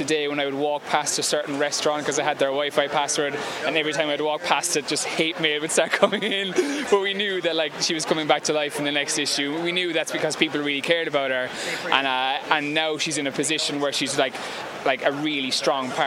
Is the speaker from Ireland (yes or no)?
yes; Ireland; I'm from Ireland, so kind of like it was kind of a different scene over there